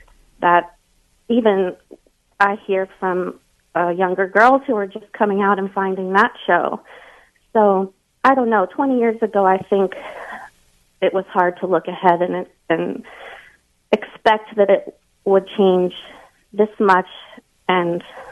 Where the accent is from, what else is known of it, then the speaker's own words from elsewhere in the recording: the South, United States; I'm from the South